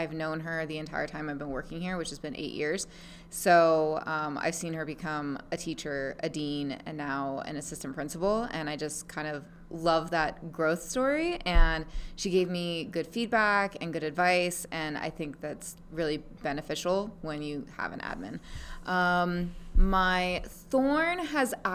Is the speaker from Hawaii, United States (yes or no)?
yes; Big Island, Hawaii, United States; moved away; also born or lived in Las Vegas; I was born and raised in Hawaii on the Big Island